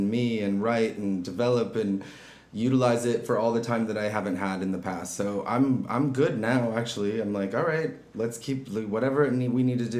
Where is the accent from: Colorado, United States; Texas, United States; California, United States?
California, United States; Orange County; also born or lived in Santa Barbara, California / Seattle, Washington; now in Los Angeles, United States; I was born in Orange County. Okay. So, I'm a California native. I've grown up here, kind of beach towns most of my life. Lived down there till about junior high school or so, then was in the Santa Barbara area for a while, through college